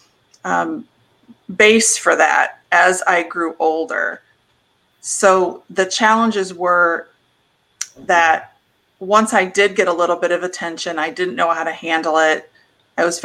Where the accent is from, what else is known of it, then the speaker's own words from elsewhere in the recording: Midwest, United States; So I grew up in the Midwest on a farm